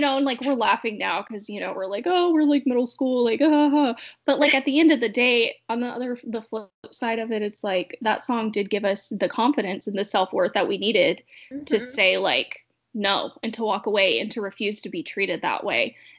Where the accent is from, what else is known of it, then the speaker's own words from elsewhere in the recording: South Carolina, United States; accent: light Southern accent; moved away as an adult; also born or lived in Idaho; Both my parents are Yankees and I was born and raised completely in the same house in South Carolina. So like, I never had a super thick accent, but then it got like way lighter when I moved to Idaho